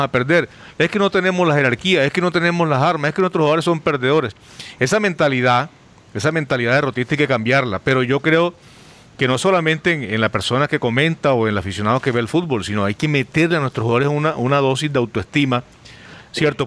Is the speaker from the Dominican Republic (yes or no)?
no; Colombia; nosotros como colombianos